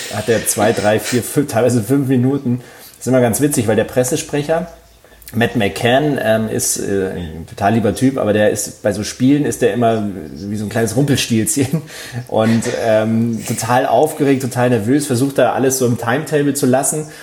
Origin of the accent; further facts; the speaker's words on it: Munich, Bavaria, Germany; ich bin ja in München aufgewachsen